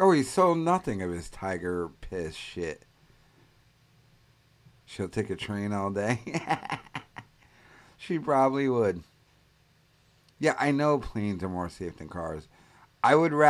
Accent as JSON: {"language": "English", "region": "Rhode Island", "country": "United States", "said": "I'm from Rhode Island."}